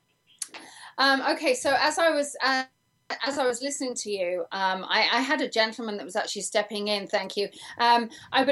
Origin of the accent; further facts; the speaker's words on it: England, United Kingdom; now in United States; I'm English